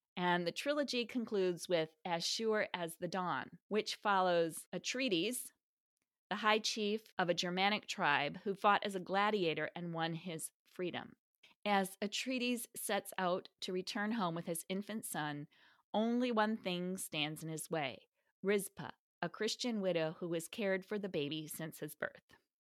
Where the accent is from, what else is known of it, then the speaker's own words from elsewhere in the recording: Midwest, United States; as a Midwesterner familiar with Southwest Michigan